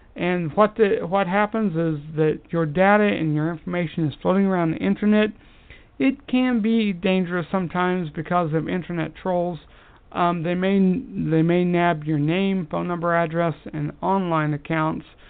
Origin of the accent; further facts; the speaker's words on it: United States; I am an American and proud of it